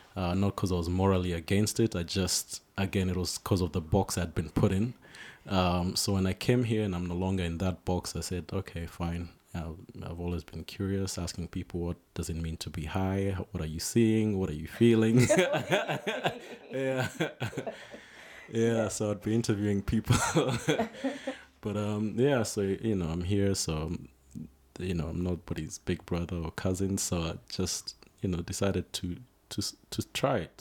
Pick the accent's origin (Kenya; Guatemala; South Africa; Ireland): Kenya; Nairobi; I was born in Nairobi. That's my home. That's where I grew up